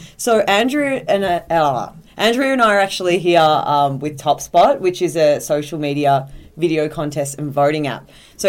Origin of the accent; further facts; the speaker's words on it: Melbourne, Victoria, Australia; moved away; I'm from Melbourne, Australia.